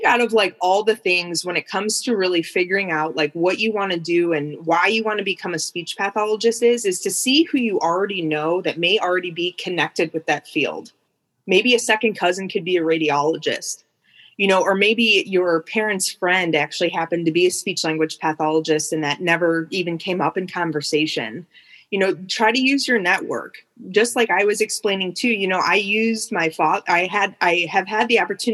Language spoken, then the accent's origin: English; Cleveland, Ohio, United States; also born or lived in Athens, Ohio; where I'm from the Cleveland area